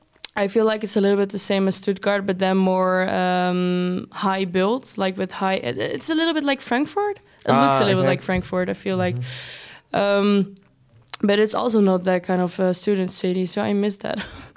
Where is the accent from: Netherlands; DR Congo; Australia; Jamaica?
Netherlands; Nijmegen, Gelderland; English is a second language; now in Rotterdam, Netherlands; I come from Nijmegen, if you know that city. It's at the east side.